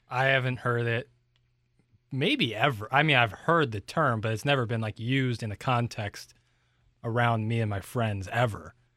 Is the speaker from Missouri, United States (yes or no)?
yes; Ladue, Missouri, United States; I grew up in Ladue